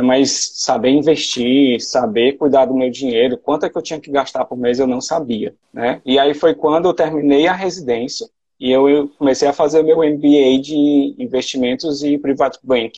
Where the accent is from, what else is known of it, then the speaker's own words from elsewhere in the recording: Sobral, Ceará, Brazil; moved away as an adult; also born or lived in Ribeirão Preto, São Paulo; now in Fortaleza, Brazil; eu fiz faculdade né, de medicina lá na UFC de Sobral, né, que era a minha cidade natal